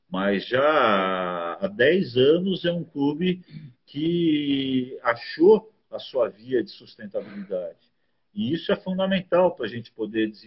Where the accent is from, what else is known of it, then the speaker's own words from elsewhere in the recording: São Paulo, Brazil; moved away as an adult; now in Curitiba, Brazil; eu saí de São Paulo é, em 85, né? E fui para Curitiba.